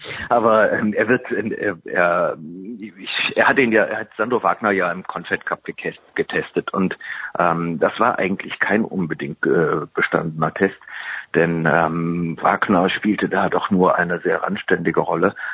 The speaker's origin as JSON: {"language": "German", "town": "Cologne", "region": "North Rhine-Westphalia", "country": "Germany", "tie": "born or raised there", "said": "Ich komme aus Köln, ich bin in Köln geboren, Kölner"}